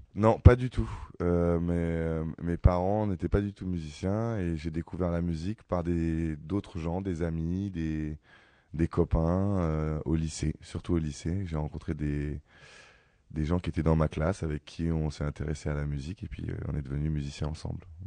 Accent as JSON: {"language": "French", "town": "Ivry-sur-Seine", "region": "Île-de-France", "country": "France", "tie": "born or raised there", "said": "je suis né à Ivry, j'ai grandi à Ivry"}